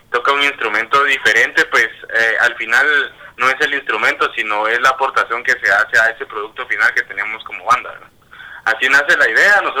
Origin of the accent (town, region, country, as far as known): Guatemala